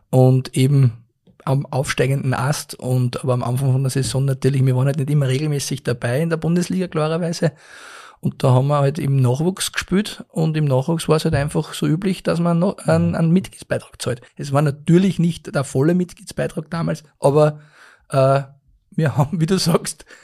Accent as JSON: {"language": "German", "town": "Linz", "region": "Upper Austria", "country": "Austria", "said": "aber ich glaube, dass das als Linzer sowieso natürlich das Schönste, was du machen kannst. Also generell als Einheimischer"}